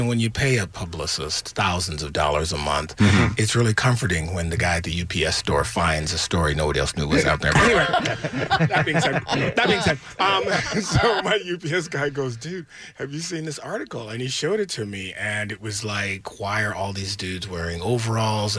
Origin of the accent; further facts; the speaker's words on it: Detroit, Michigan, United States; I grew up in Detroit.